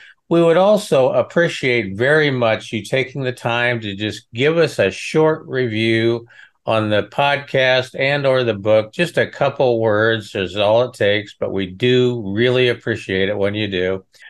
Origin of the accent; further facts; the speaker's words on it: Midwest, United States; Well, you know, I'm from the Midwest.